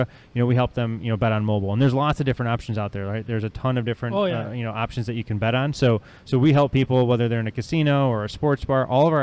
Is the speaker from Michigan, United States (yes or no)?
yes; Detroit, Michigan, United States; moved away as an adult; also born or lived in East Lansing, Michigan; now in West Michigan, United States; I grew up in Metro Detroit. Went to high school there.